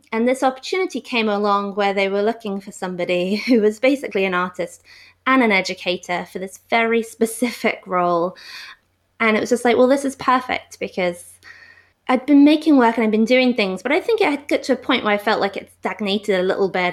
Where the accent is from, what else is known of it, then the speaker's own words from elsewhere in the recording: London, United Kingdom; moved away as an adult; also born or lived in Glasgow, Scotland; I am from London, and I'm back in London now, but I lived in Glasgow for eight years as well, in Scotland.